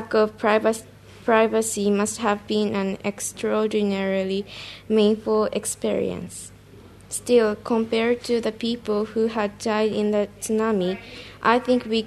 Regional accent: Fukushima, Japan; I came from Fukushima, Japan.

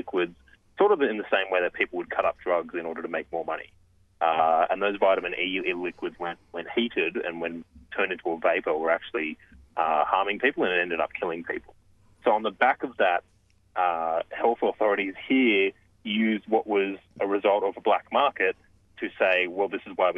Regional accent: Cessnock, New South Wales, Australia; I grew up in Cessnock. At Cessnock High

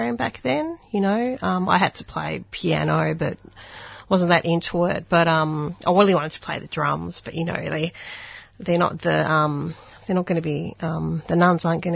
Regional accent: Australia; first language Hungarian; English is a second language; my first language was Hungarian, and then I think when I went to school, I didn't really speak a lot of English, and I think that kind of happened a bit, because we spoke Hungarian at home, but I was born here

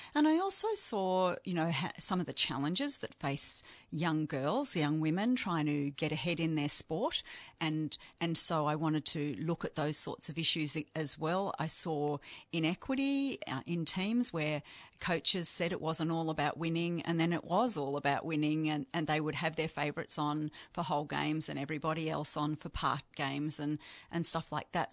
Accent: Yarra Valley, Victoria, Australia; now in Canberra, Australia; I'm from the Yarra Valley, but I live in Canberra

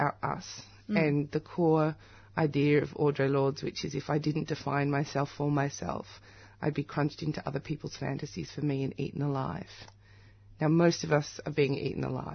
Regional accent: Australia; my parents were displaced, came as political refugees from South Africa. When I'm in South Africa, I love it, but I'm Australian

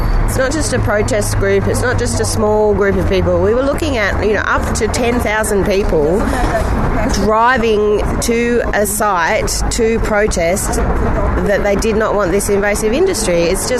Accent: Lismore, New South Wales, Australia; I'm from Lismore in the Northern Rivers.

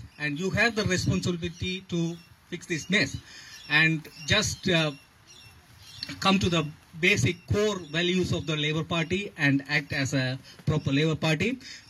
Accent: Tamil Eelam, Sri Lanka; now in Australia; As a Ulam Tamil

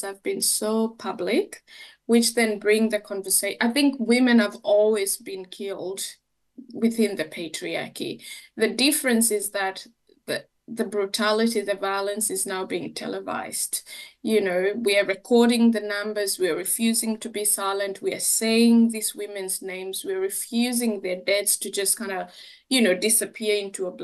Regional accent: Kenya; moved away; being a Kenyan woman

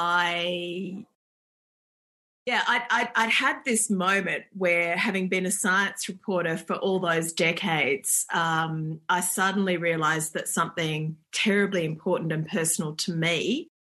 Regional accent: Perth, Western Australia, Australia; I grew up in Perth and there wasn't a lot of snow there

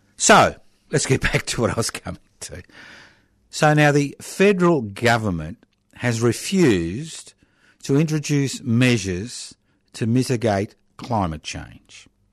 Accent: Australia; we as the Australian people

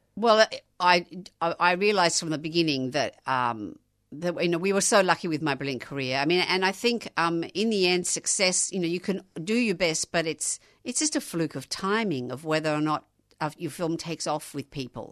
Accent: Australia; being Australian

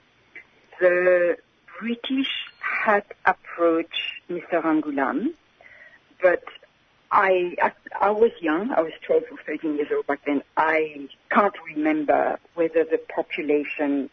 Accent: Mauritius; We lived in Mauritius. So I was born in Mauritius.

